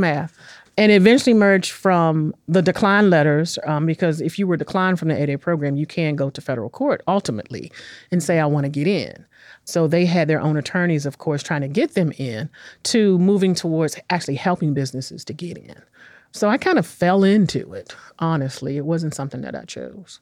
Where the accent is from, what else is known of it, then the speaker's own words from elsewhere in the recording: Washington, District of Columbia, United States; moved away as an adult; also born or lived in Los Angeles / New York; now in Nashville, United States; I was born and raised in Washington, D C in nineteen sixty-nine.